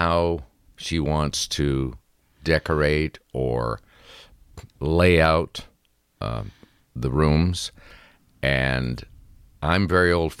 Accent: Sudbury, Ontario, Canada; moved away as an adult; also born or lived in Toronto; Sudbury, my hometown

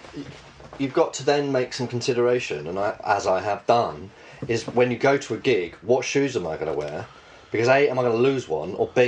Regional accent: Bishop's Stortford, East of England, United Kingdom; Bishop Stortford.

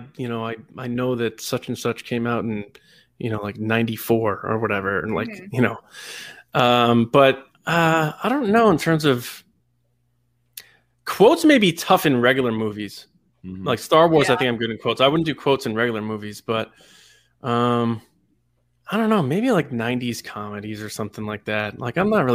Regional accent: Long Island, New York, United States; I'm born and raised on Long Island

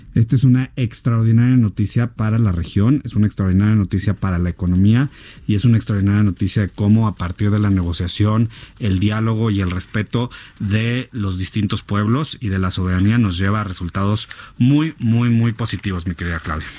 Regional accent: Mexico; todos los mexicanos

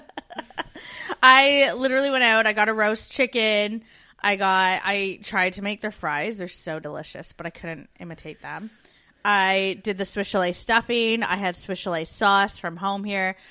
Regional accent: Canada; moved away as an adult; We're two Canadian expats now living in Australia in the U K

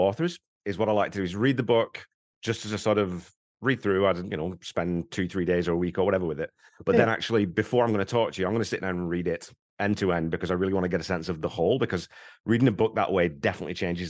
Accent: England, United Kingdom; It's kind of funny though, because because back in England, you go 10, 15 miles and the accent changes really quite distinctly.

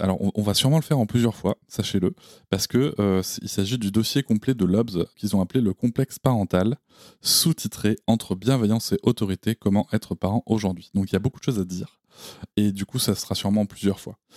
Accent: Gironde countryside, Nouvelle-Aquitaine, France; là où j'ai grandi, c'est-à-dire dans la campagne girondine

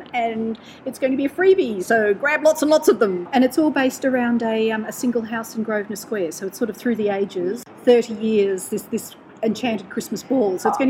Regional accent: Brisbane, Queensland, Australia; Welcome to Brisbane, my hometown.

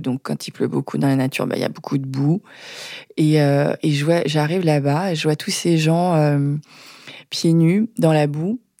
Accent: Maisons-Alfort, Île-de-France, France; J'ai grandi à Maison Alfort

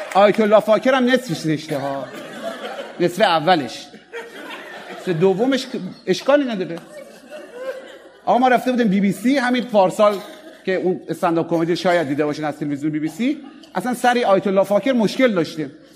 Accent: Mashhad, Razavi Khorasan, Iran; accent: Mashhadi; ما به سکس چی میگیم در مشهد

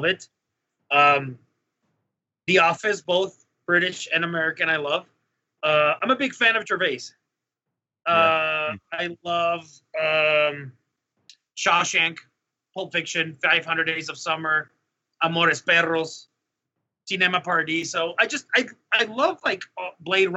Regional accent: Mexico; moved away; in Mexico

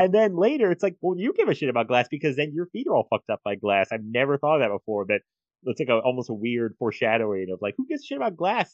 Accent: United States; as an American

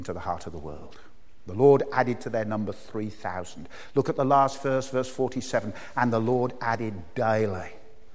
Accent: Birmingham, West Midlands, United Kingdom; moved away; I came from Birmingham?

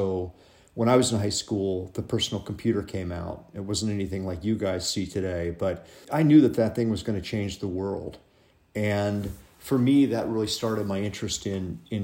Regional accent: Cincinnati, Ohio, United States; moved away as an adult; I grew up in Cincinnati, Ohio

